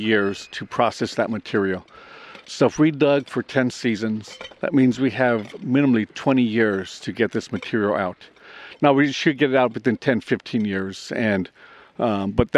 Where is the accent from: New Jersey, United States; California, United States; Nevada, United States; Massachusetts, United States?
California, United States; I'm from California